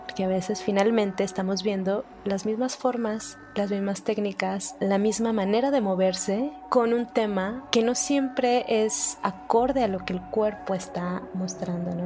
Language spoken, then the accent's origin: Spanish; Mexico; como mexicanos, como nación